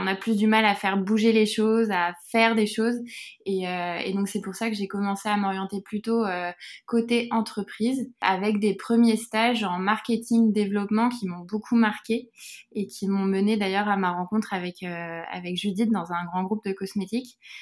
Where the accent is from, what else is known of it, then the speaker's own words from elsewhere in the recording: Buc, Île-de-France, France; j'ai grandi dans les, dans les Yvelines et plus précisément à Buc